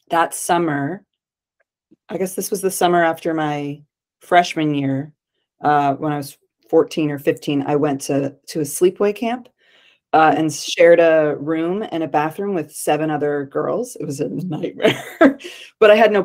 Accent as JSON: {"language": "English", "region": "Connecticut", "country": "United States", "moved": "yes", "lives_now": "New York City, United States", "said": "I'm from Connecticut. I live in New York City."}